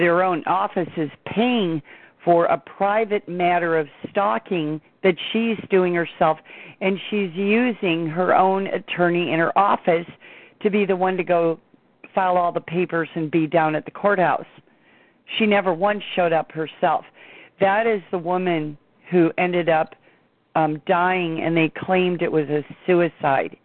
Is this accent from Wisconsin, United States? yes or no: no; Chicago suburbs, Illinois, United States; growing up in the Chicago suburbs